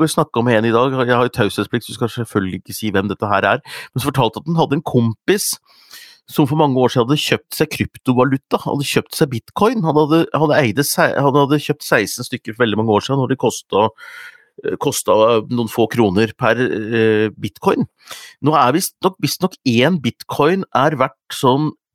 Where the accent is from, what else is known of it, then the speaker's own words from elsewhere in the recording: Hunndalen, Innlandet, Norway; Vi har egentlig hatt rakfisk på lille julaften hjemme i Hunndalen